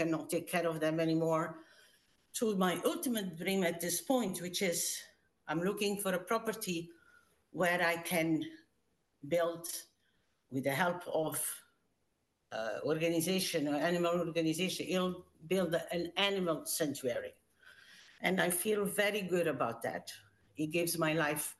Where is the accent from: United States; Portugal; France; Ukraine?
Portugal; moved away as an adult; now in Canada; I immigrated from Portugal when I was 19, so a long time ago